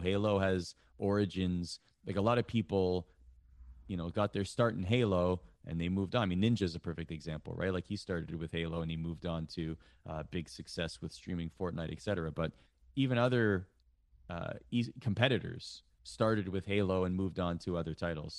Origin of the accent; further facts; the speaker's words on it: Toronto, Ontario, Canada; I grew up in Canada